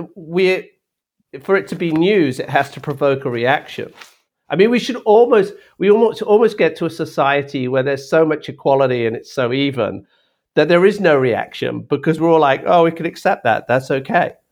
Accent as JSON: {"language": "English", "country": "United Kingdom", "tie": "born or raised there", "also_born_or_lived": "Australia / Africa", "moved": "as an adult", "lives_now": "United States", "said": "growing up in Britain, which is a small"}